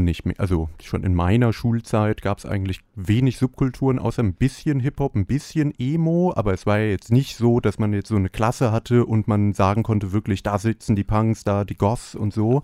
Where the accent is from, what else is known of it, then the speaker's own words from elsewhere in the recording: Mallorca, Balearic Islands, Spain; moved away; ich bin nicht in Deutschland aufgewachsen, sondern auf Malotze.